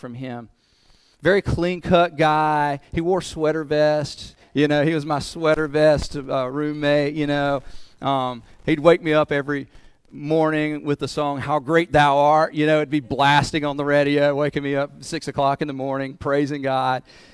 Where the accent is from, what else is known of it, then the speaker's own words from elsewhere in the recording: Goldsboro, North Carolina, United States; accent: southern; my hometown of Goldsboro, North Carolina